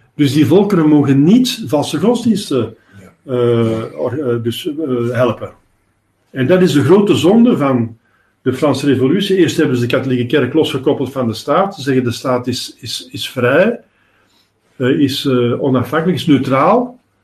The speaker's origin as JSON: {"language": "Dutch", "town": "Antwerp", "region": "Flanders", "country": "Belgium", "said": "ik ben van Antwerpen"}